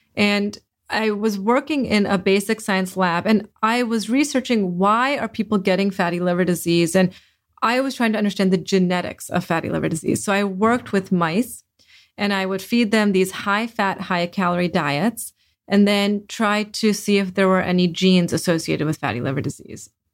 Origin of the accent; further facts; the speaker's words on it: Delaware, United States; I grew up in Delaware